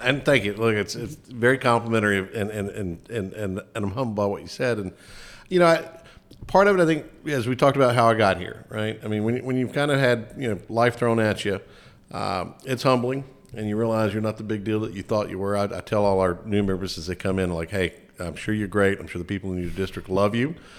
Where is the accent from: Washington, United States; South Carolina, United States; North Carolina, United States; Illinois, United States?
North Carolina, United States; Lincoln County; Lincoln County, growing up there, I went to public schools there